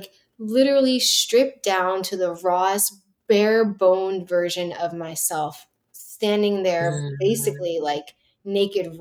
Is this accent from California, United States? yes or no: no; New Jersey, United States; also born or lived in New York City; I grew up in New Jersey